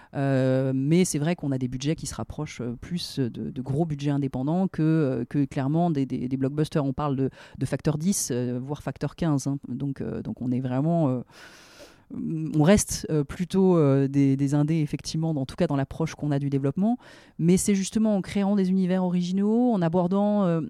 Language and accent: French; France; en tant que Français, créateur français